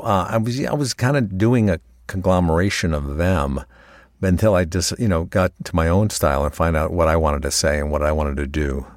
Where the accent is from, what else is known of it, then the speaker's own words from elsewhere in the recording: Connecticut, United States; moved away as an adult; also born or lived in Los Angeles; eventually I went out to Los Angeles from Connecticut. I grew up in Connecticut